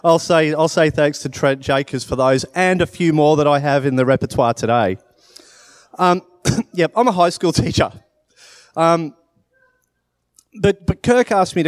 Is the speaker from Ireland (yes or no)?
no; Australia; born there; So, I was born in Australia. I was born to parents who were English.